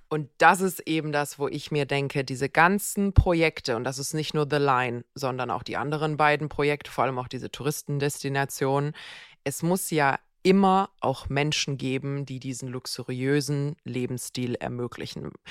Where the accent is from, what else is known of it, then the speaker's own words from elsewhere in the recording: Germany; hier bei uns in Deutschland